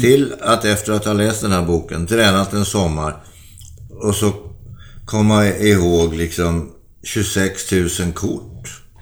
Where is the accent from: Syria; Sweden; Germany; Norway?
Sweden; Vi som svenskar